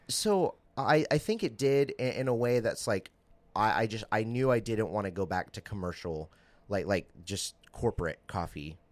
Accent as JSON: {"language": "English", "town": "Southaven", "region": "Mississippi", "country": "United States", "said": "I'm originally from Memphis, um, a little outside of Memphis, South Haven, Mississippi."}